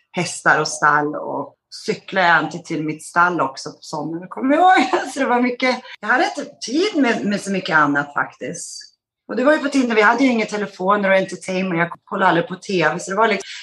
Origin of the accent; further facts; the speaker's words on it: Skellefteå, Västerbotten County, Sweden; born there; Gud, ja du, jag är född i Skellefteå, men jag bodde inte där så jättelänge. Vi flyttade sen runt ganska mycket i uppväxten.